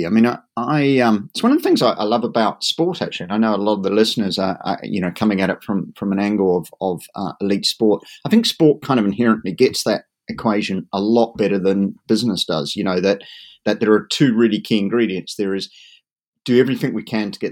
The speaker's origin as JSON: {"language": "English", "country": "New Zealand", "tie": "born or raised there", "moved": "yes", "lives_now": "Dartmoor, United Kingdom", "said": "I'm originally a native Kiwi, so I kind of like the idea of growing up within sight of sheep and cattle"}